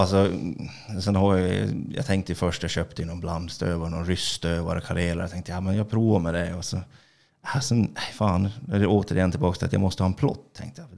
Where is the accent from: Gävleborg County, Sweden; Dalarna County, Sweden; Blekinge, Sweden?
Dalarna County, Sweden; Orsa; jag är … från Orsa